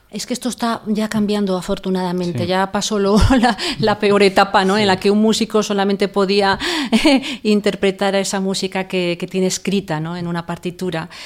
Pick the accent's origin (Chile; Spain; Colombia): Spain; Zaragoza, Aragon; moved away; also born or lived in Salamanca / El Escorial; mi ciudad natal y donde vive mi familia es Zaragoza